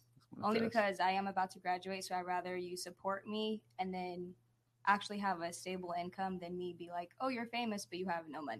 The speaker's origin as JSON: {"language": "English", "town": "Oakland", "region": "California", "country": "United States", "said": "I'm also a college student. We all go to college together. And then I'm from California, Oakland to be exact."}